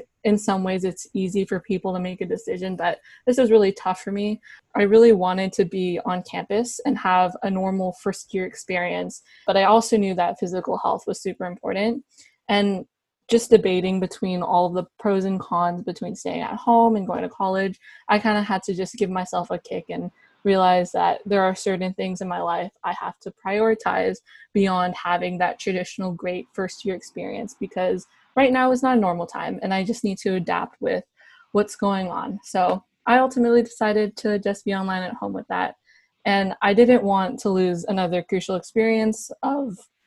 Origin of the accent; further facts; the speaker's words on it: Bay Area, California, United States; I was born and raised in the Bay Area